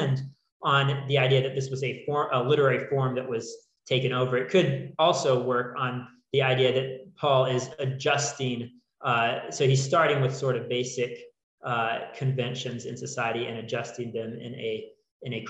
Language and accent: English; Four Corners area, Northwest New Mexico, United States; I grew up in the Four Corners area, Northwest New Mexico